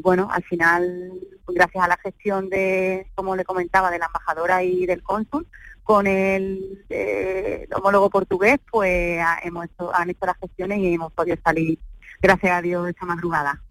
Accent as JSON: {"language": "Spanish", "region": "Andalusia", "country": "Spain", "said": "mi pareja y yo somos los únicos andaluces"}